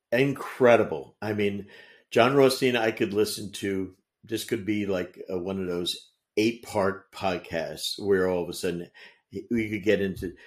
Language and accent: English; New Jersey, United States; growing up in Jersey.